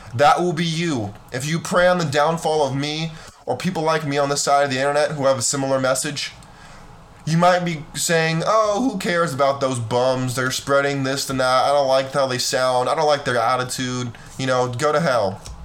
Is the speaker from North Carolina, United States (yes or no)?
no; California, United States; I grew up in California